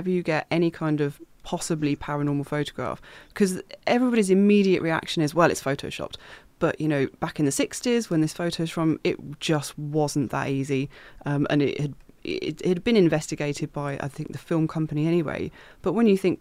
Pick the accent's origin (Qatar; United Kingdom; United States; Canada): United Kingdom